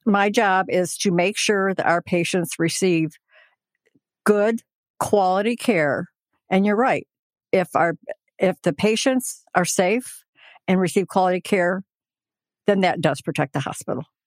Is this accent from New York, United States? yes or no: no; Hillsdale, Michigan, United States; I was born and raised in Hillsdale